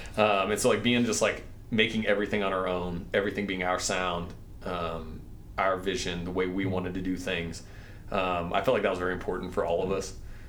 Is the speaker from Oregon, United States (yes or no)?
no; Indiana, United States; I sing and play piano, and I am from Indiana.